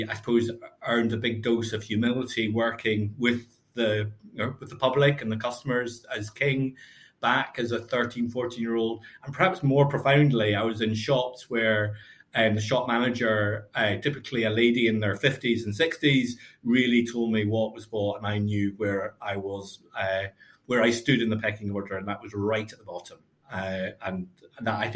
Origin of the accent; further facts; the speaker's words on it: Glasgow, Scotland, United Kingdom; also born or lived in Lanarkshire / Stirling / Cambridge / London; now in Glasgow, United Kingdom; I was brought up in Glasgow. My parents moved out to Lanarkshire and then to Stirling.